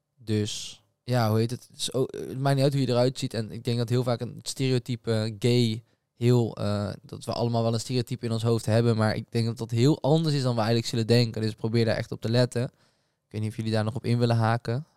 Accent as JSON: {"language": "Dutch", "town": "Breda", "region": "North Brabant", "country": "Netherlands", "said": "wij komen natuurlijk uit Breda"}